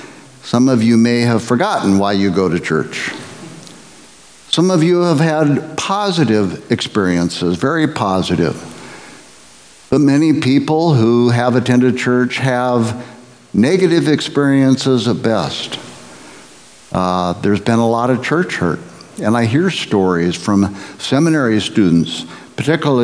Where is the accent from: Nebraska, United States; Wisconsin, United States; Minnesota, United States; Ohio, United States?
Nebraska, United States; I grew up in the Midwest, in Nebraska, in the 50s and 60s